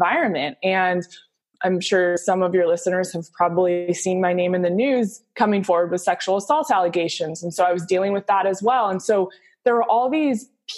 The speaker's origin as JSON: {"language": "English", "region": "Southern California", "country": "United States", "tie": "born or raised there", "said": "I grew up in Southern California, played volleyball at USC"}